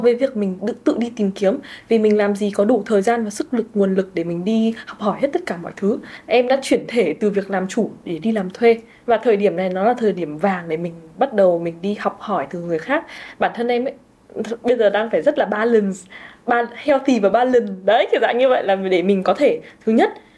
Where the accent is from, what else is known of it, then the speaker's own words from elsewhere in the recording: Vietnam; mình là người à. Việt Nam